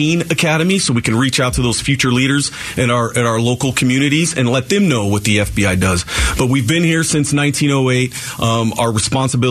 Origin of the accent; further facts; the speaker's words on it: Arizona, United States; moved away as an adult; come back here in my home state